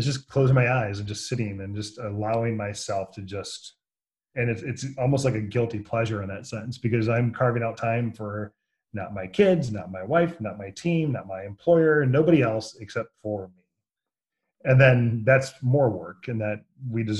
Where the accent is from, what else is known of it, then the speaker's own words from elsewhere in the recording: Jackson, Michigan, United States; also born or lived in Battle Creek, Michigan / Kalamazoo, Michigan; I was in Jackson, Michigan for most of my life